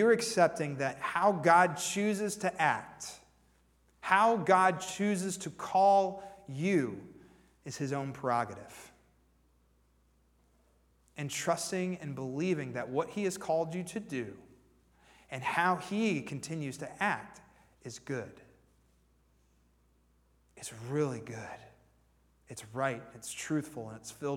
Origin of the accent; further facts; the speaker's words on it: Warren, Pennsylvania, United States; moved away as an adult; also born or lived in Nashville, Tennessee; I'm originally from Warren, Pennsylvania